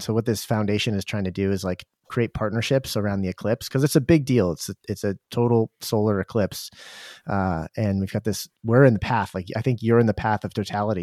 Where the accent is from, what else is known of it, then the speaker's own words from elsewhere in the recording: Durham, New Hampshire, United States; moved away; we grew up in Durham where U N H's, University of New Hampshire